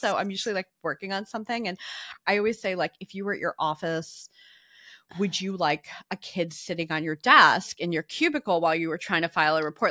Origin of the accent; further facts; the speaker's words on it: New Jersey, United States; now in New York, United States; where I grew up in New Jersey.